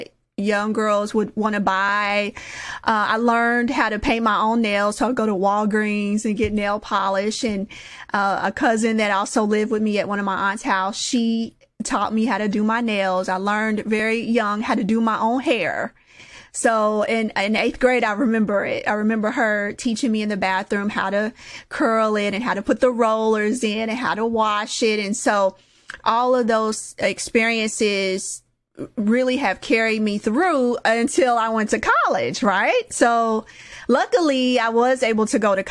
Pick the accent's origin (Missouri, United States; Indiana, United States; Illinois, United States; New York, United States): Indiana, United States; Indianapolis; I grew up in Indianapolis, Indiana, over by the Motor Speedway